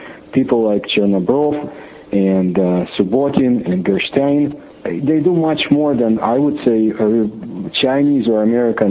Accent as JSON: {"language": "English", "country": "Ukraine", "moved": "yes", "said": "I am from Ukraine. And while I spent some years in the Soviet Union in my youth"}